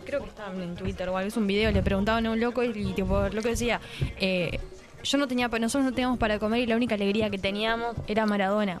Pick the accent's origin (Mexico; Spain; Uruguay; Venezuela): Uruguay